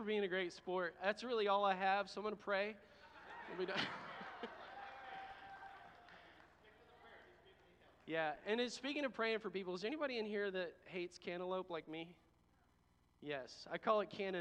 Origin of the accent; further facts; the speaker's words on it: Texas, United States; I'm from Texas